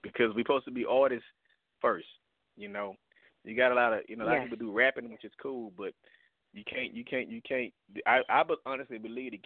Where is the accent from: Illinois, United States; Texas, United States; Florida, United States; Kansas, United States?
Texas, United States; Houston; growing up in Houston back then was pretty hard